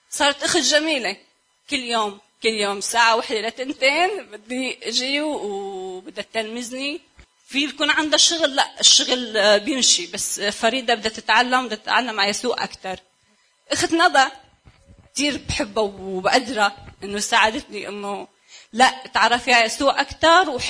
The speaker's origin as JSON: {"language": "Arabic", "country": "Syria", "said": "انا بنت سوريه وكان عندي كثير مشاكل"}